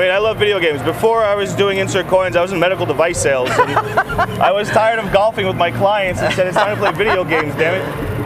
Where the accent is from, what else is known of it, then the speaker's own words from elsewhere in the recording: New York, United States; now in Las Vegas, United States; originally from New York